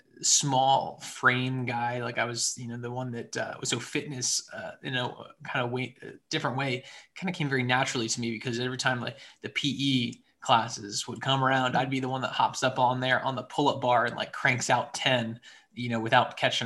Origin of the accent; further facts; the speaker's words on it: Central Maryland, United States; moved away as an adult; also born or lived in Atlanta, Georgia / Harrisonburg, Virginia; now in Richmond, United States; I'm originally from Central Maryland